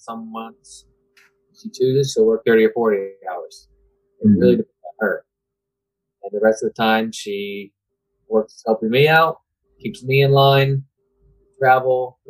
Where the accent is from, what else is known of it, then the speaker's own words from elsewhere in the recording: Tampa, Florida, United States; also born or lived in Plant City, Florida / Seffner, Florida; I was born here in Tampa, and I now live in Plant City